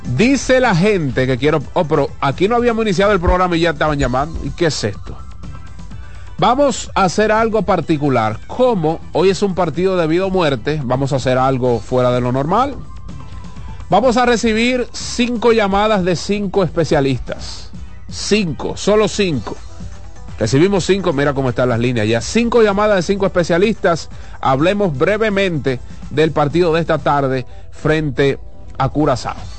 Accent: Dominican Republic; nosotros como dominicanos

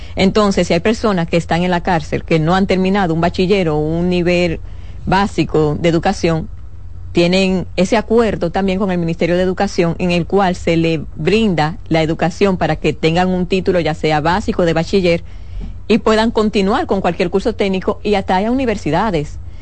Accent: Dominican Republic; como ciudadano dominicano

